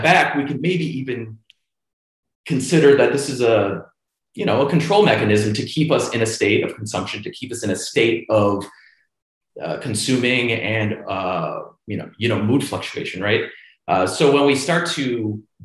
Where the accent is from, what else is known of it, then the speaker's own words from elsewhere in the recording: Cleveland, Ohio, United States; Grew up in Cleveland